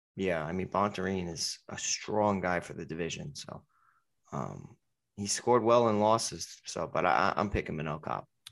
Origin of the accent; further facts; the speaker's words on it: Connecticut, United States; I'm from Connecticut